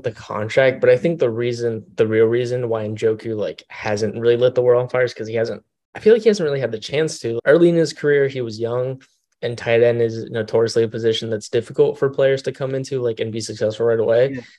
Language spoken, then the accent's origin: English; Florida, United States; I'm from Florida